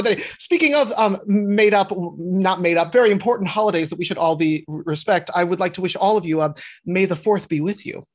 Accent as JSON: {"language": "English", "town": "Minneapolis", "region": "Minnesota", "country": "United States", "tie": "born or raised there", "moved": "yes", "lives_now": "New York City, United States", "said": "I grew up in Minneapolis, Minnesota"}